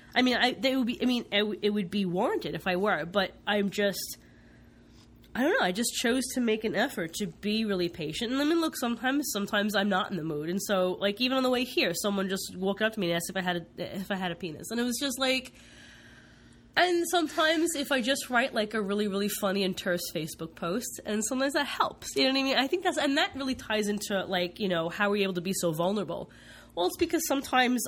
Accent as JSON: {"language": "English", "region": "East Coast", "country": "United States", "tie": "born or raised there", "moved": "yes", "lives_now": "West Coast, United States", "said": "I grew up on the East Coast"}